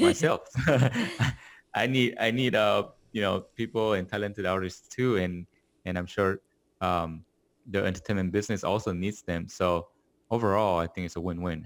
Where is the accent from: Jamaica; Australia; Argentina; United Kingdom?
Argentina; also born or lived in Korea; now in Los Angeles, United States; I was born in Korea, grew up in Argentina, and now I'm living in Los Angeles.